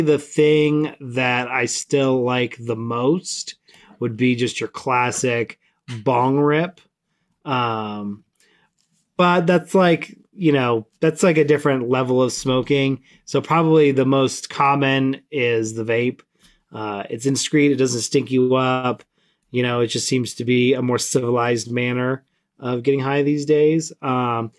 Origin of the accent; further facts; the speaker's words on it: Southern California, United States; I grew up in Southern California